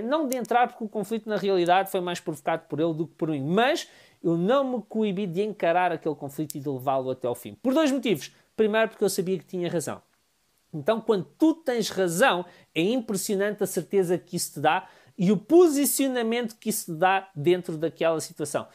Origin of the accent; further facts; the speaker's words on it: Amadora, Lisbon, Portugal; Eu sou da Amadora